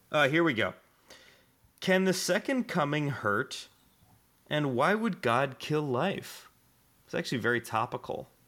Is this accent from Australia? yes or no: yes; Australia; accent: Australian; yeah, just telling me my Australian accent is is dog shit